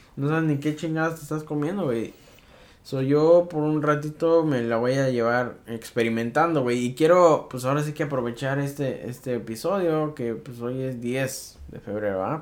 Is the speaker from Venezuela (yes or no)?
no; Mexico; uno como mexicano